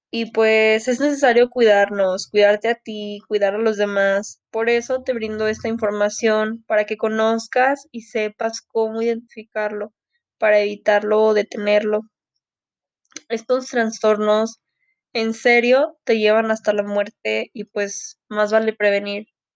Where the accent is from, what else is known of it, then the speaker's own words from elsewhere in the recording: Mexico; soy mexicana